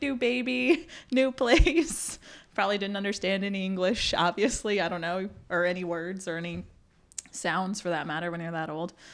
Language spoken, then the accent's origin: English; Burlington, North Carolina, United States; also born or lived in South Korea / Illinois; now in Durham, United States; I grew up in Burlington